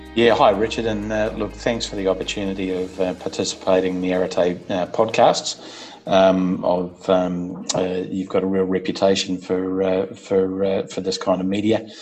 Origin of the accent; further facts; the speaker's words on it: Auckland, New Zealand; I was brought up in Auckland in New Zealand, so I'm a Kiwi. Um, and uh, my first 18 years of life was uh, was in Auckland.